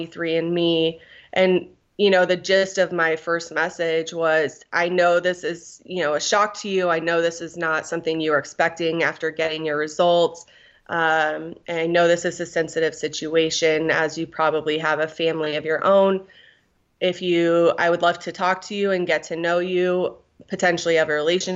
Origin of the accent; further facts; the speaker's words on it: Guam; I was born in Guam